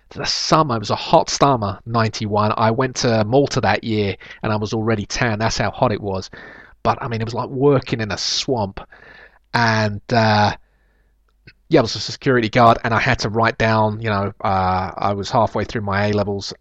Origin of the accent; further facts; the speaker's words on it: London, United Kingdom; I was born in Kennington